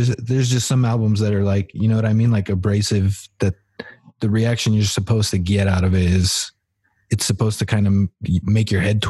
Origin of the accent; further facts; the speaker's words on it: Colorado Springs, Colorado, United States; we're from the Colorado Springs, Colorado area